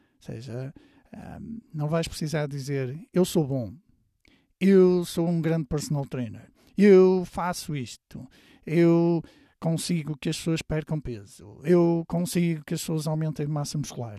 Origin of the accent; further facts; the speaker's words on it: Porto, Norte, Portugal; moved away as an adult; ao fim de semana voltava para a minha terra, que é a cidade do Porto